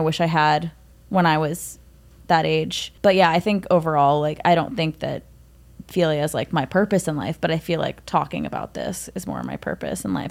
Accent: New York City, New York, United States; I grew up in Manhattan

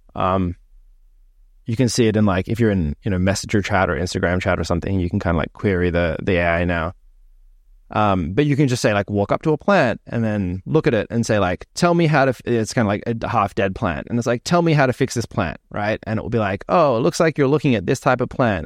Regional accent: Australia; moved away; when I was growing up in Australia

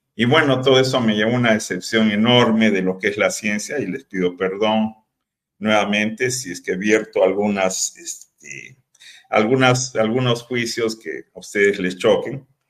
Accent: Peru; now in Tepic, Mexico; yo soy peruano y viví en Perú

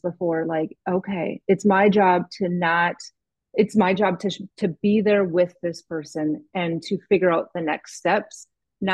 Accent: the North, United States; I'm from the North

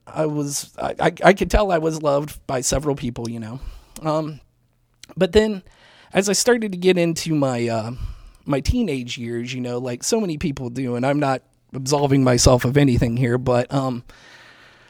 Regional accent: Mansfield, Ohio, United States; I was born in Mansfield, Ohio

